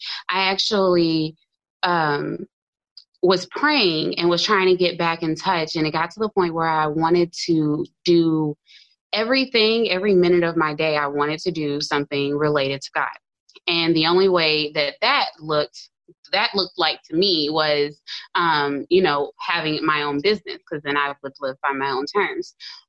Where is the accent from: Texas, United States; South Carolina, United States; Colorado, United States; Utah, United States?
Texas, United States; Houston; Houston, Texas.